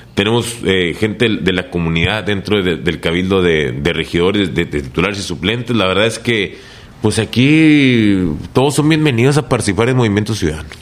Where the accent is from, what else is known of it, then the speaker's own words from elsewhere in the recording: Reynosa, Tamaulipas, Mexico; moved away as an adult; also born or lived in Nuevo León / Mexico City / Saltillo; de aquí somos